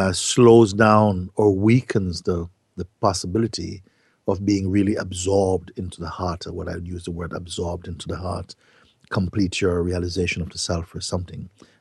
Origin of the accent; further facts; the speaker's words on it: Jamaica; now in Portugal; yes, I am this Jamaican guy living in Portugal, having these satsang gatherings or whatever.